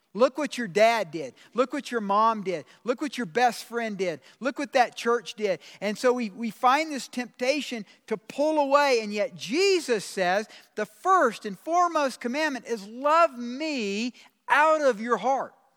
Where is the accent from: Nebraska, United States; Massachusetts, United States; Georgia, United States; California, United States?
Georgia, United States; moved away; I'm from the South. I'm from Georgia